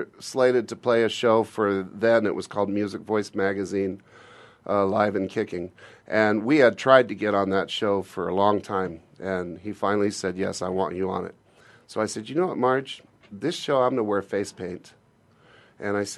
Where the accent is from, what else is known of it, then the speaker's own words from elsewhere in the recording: Glendale, California, United States; now in Phoenix, United States; I was born in Glendale